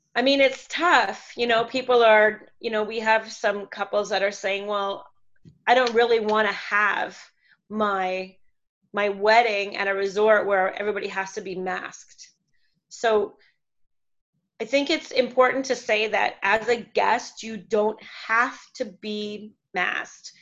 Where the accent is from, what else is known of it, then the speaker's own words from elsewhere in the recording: Canada; moved away as an adult; now in Puerto Morelos, Mexico; We are originally from Canada, where we ran a um, wedding and event company for six years